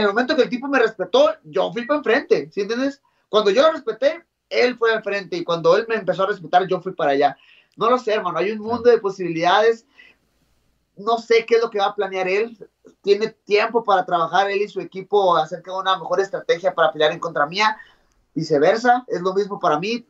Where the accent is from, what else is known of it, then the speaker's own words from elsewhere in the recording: Mexico; yo como mexicano